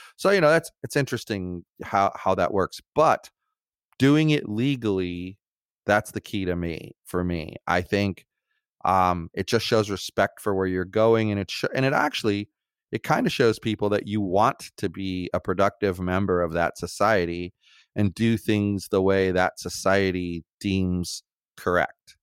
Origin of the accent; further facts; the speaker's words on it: United States; as American citizens